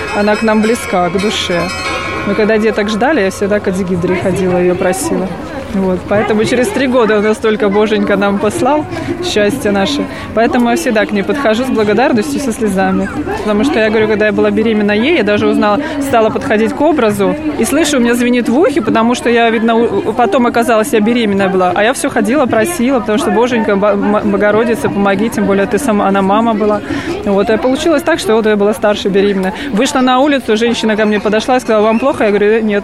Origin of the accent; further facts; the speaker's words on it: Smolensk, Smolensk Oblast, Russia; мы из Смоленска.